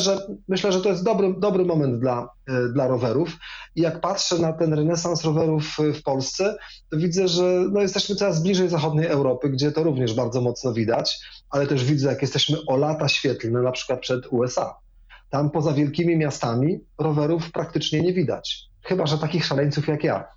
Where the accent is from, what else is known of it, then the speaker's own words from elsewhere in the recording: Wrocław, Lower Silesian Voivodeship, Poland; Wrocławiem na przykład, skąd pochodzę